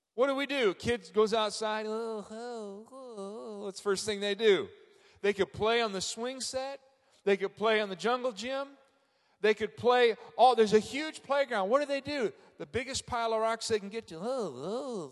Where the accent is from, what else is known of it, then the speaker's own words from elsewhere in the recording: Frankfort, Indiana, United States; I'm from Frankfort, Indiana